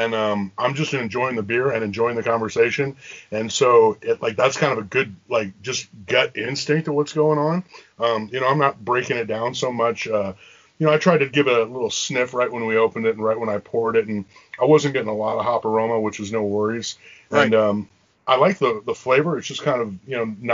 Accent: Northern California, United States; now in Los Angeles, United States; I'm originally from Northern California, so I'm a native Californian type of guy

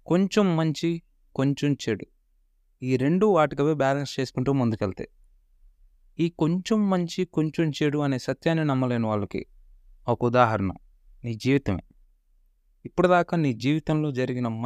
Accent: India; నేను పుట్టింది పెరిగింది ఉంటున్నది సచ్చేది కూడా ఈ భారతదేశంలోనే

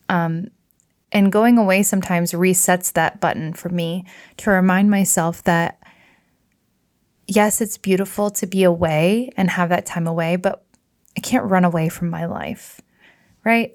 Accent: Michigan, United States; I rented a house up on Lake Michigan the most mystical, magical, gorgeous, healing place that I've ever been in my home state.

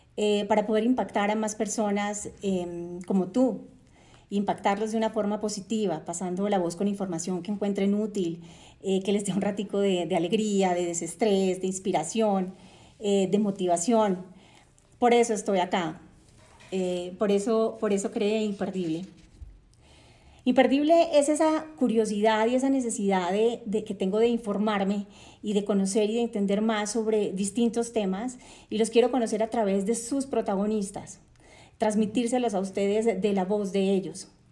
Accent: Cartagena, Bolívar, Colombia; Nací en Cartagena de Indias, Colombia, Em, crecí rodeada de una brisa caribeña deliciosa

